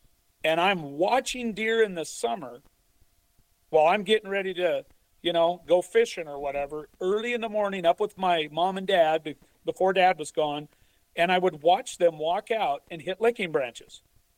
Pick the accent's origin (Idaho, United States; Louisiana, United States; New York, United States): Idaho, United States; Only Washington, and I grew up in Idaho.